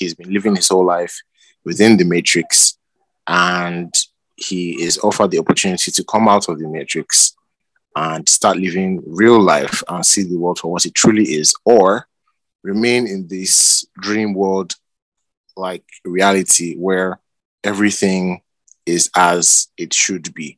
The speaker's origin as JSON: {"language": "English", "country": "Nigeria", "said": "I'm from Nigeria."}